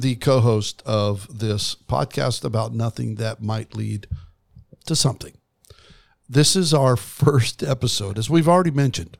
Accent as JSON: {"language": "English", "town": "Kimberly", "region": "Idaho", "country": "United States", "tie": "born or raised there", "said": "I grew up outside of Twin Falls, Idaho, in a place called Kimberly, Idaho"}